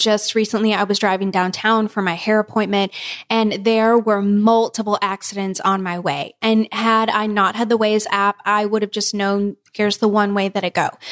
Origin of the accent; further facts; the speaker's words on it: Kansas, United States; moved away; we're from Kansas